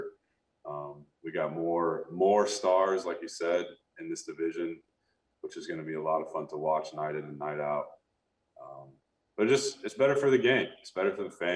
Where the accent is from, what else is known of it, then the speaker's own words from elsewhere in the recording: Sacramento, California, United States; growing up in Sacramento, I grew up a huge Giants fan